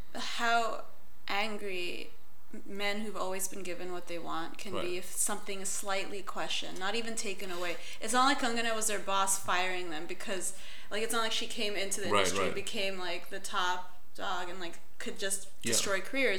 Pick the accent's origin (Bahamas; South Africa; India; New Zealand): India; Gujarat; first language Konkani; English is a second language; So where I lived in India was Gujarati.